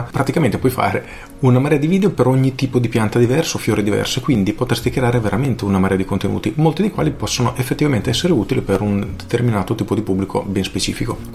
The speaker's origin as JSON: {"language": "Italian", "town": "Pesaro", "region": "Marche", "country": "Italy", "said": "sono di Pesaro, ho 23 anni e lavoro nel Garden Center, vivaio di famiglia."}